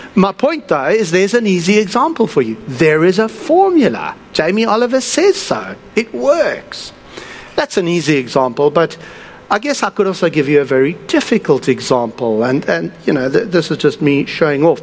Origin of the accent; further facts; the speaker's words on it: South Africa; moved away; I come from South Africa